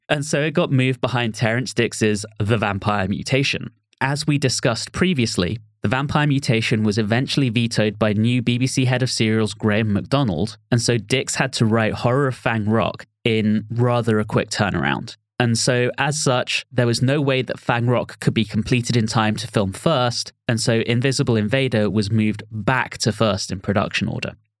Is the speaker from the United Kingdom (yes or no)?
yes; London, United Kingdom; I'm from Southwest London with a dash of Welsh